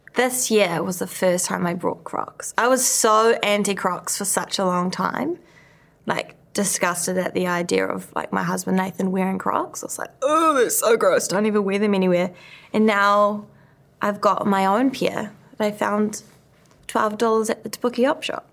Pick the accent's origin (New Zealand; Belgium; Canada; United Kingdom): New Zealand; growing up in New Zealand